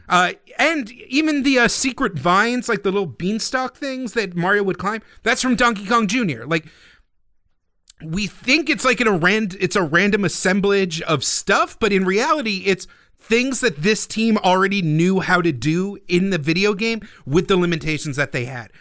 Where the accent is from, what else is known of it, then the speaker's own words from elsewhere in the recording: United States; being an American Nintendo fan in early childhood